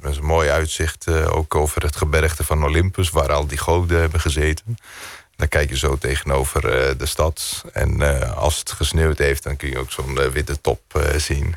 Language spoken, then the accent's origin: Dutch; Greece; also born or lived in Netherlands; zo ben ik in Griekenland opgegroeid